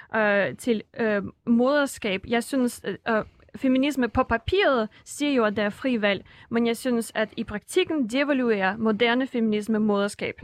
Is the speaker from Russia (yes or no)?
yes; Russia; now in Denmark; Rusland, hvor jeg kommer fra